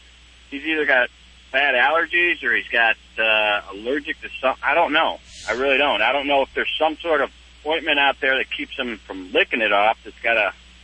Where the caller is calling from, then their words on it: Charlotte, North Carolina, United States; Charlotte, North Carolina.